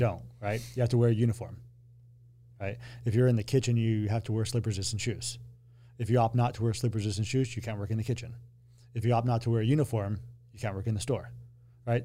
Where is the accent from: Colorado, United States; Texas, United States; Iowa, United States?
Colorado, United States; I grew up in Colorado